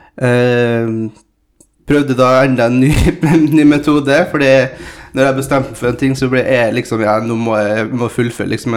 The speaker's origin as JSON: {"language": "Norwegian", "region": "Møre og Romsdal", "country": "Norway", "tie": "born or raised there", "also_born_or_lived": "São Paulo, Brazil"}